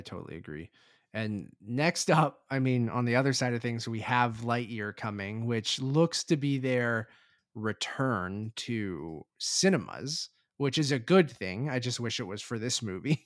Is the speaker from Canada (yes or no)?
yes; Toronto, Ontario, Canada; we're from Toronto